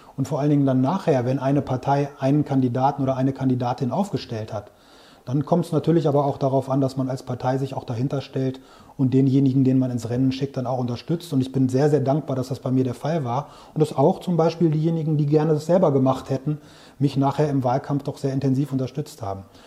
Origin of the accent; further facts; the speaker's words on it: Großberkel, Lower Saxony, Germany; also born or lived in Bielefeld / Hamburg / Växjö / Brussels; Ich bin in Großberkel hier im Weserbergland groß geworden